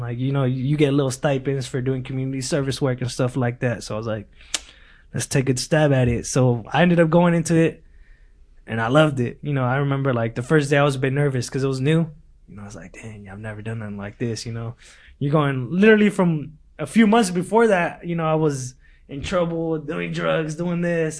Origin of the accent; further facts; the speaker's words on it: Lindsay, California, United States; English is a second language; also born or lived in Mexico; now in Bakersfield, United States; back in Lindsay, that's my hometown